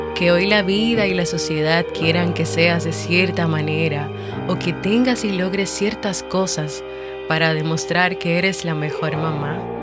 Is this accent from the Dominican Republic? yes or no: yes; Dominican Republic; En mi país, República Dominicana